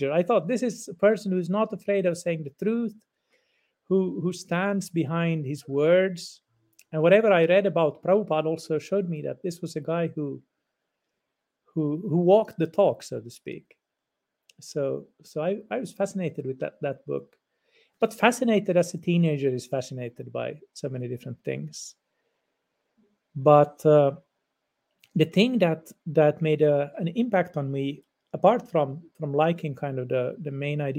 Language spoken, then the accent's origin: English; Finland; first language Swedish; English is a second language; Even though I'm Finnish, I didn't know Finnish very well when I was a teenager because I belong to the Swedish minority here in Finland. So my mother tongue is Swedish